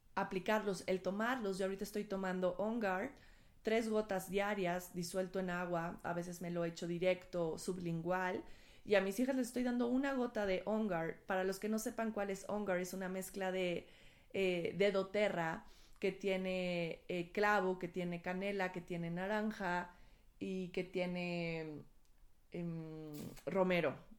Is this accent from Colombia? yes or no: no; Mexico